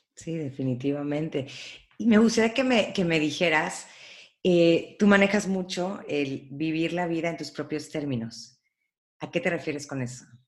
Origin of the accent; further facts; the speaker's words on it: Veracruz, Mexico; yo crecí en Veracruz y me he quedado en Veracruz